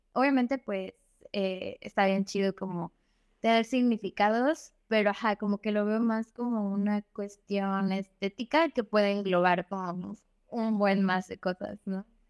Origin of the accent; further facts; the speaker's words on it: Xalapa, Veracruz, Mexico; yo soy de, de Jalapa y allá hay muchos artistas